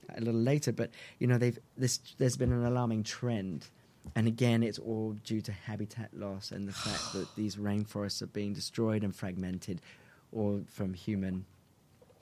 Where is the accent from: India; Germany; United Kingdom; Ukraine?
United Kingdom; England; I'm English